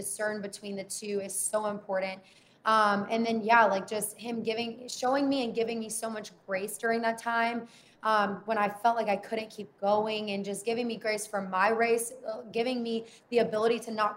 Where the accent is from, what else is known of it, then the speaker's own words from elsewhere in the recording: the South, United States; I grew up in the South